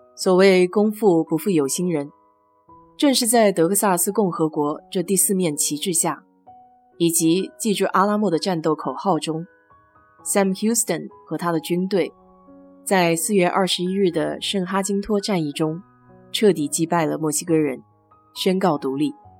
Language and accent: Chinese; Nanjing, Jiangsu, China; now in Texas, United States; 和我家乡有点像，也算是个六朝古都吧